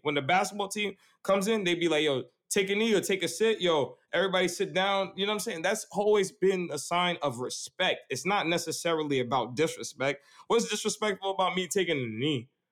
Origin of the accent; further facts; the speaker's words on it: New York City, New York, United States; growing up on Staten Island